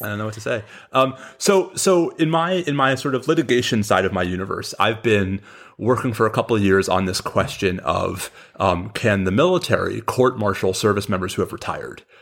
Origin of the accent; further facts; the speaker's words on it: New York, United States; also born or lived in Washington, D.C.; now in Austin, United States; I grew up in New York